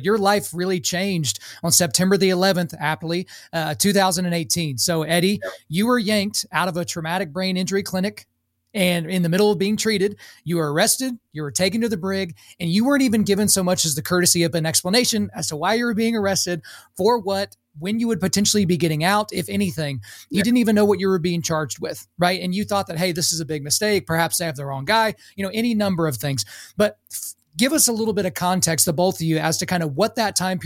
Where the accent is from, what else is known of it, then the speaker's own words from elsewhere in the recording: Lawton, Oklahoma, United States; I grew up in Lawton, Fort Sill.